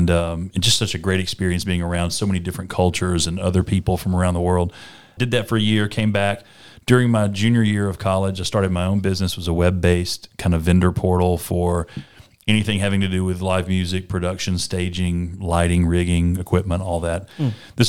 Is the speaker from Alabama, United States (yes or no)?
yes; Alabama, United States; had built a pretty sizable cattle business in my hometown. So, again, small town Alabama